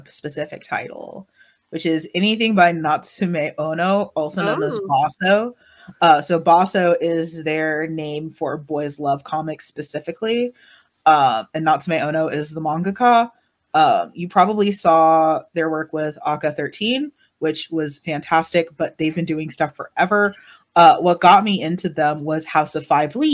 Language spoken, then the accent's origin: English; United States; as an American